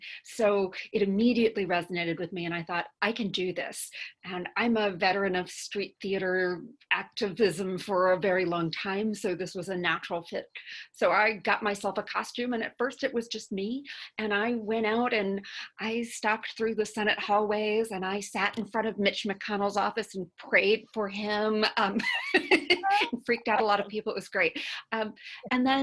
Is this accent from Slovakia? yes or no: no; California, United States; I grew up in California, and my parents are solid liberals